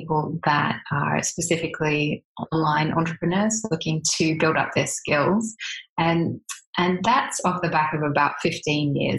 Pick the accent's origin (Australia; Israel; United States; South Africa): Australia; if people don't recognize my accent, that I am Australian